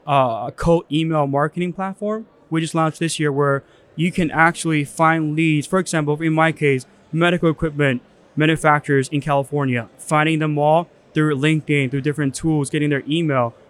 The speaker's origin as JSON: {"language": "English", "country": "China", "tie": "born or raised there", "moved": "yes", "lives_now": "United States", "said": "I was born in China"}